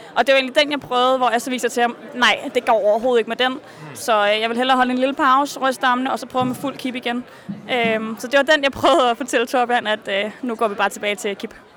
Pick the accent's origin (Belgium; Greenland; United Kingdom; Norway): Norway; vi er mange ude fra Norge